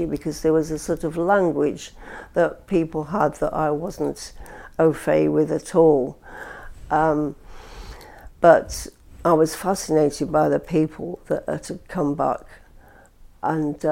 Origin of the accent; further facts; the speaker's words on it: Blackpool, North West England, United Kingdom; accent: Lancashire twang; also born or lived in St Anne's-on-Sea / East London; now in London, United Kingdom; I grew up in Blackpool, and I went to school there.